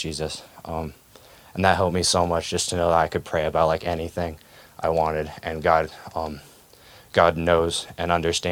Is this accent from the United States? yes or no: yes; Bozeman, Montana, United States; also born or lived in Washington; We moved to Bozeman when I was 3